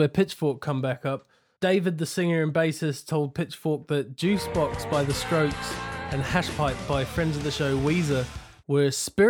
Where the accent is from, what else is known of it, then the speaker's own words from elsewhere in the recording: Wellington, New Zealand; my hometown in New Zealand, in Wellington.